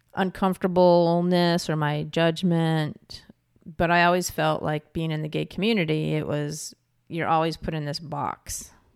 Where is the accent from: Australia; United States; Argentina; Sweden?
United States; New York; moved away as an adult; also born or lived in California / Pacific Northwest; I'm from New York and I moved out to California